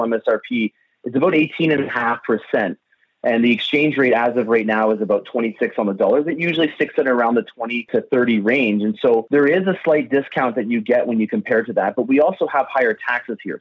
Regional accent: London, Ontario, Canada; I'm born and raised in London, Ontario, and that's exactly between Detroit and Toronto.

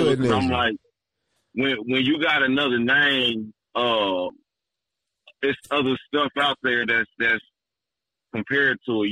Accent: Kansas City, Kansas, United States; also born or lived in St. Louis, Missouri; I was born in St. Louis, but I was raised in Kansas City, Kansas.

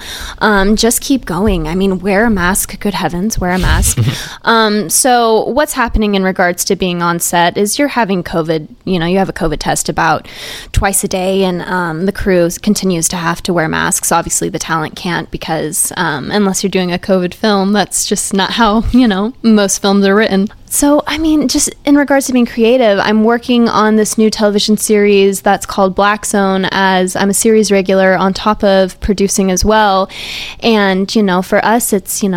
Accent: Lee's Summit, Missouri, United States; moved away; I'm from Kansas City, Lee Summit West as well. And I was Lee Summit, Missouri

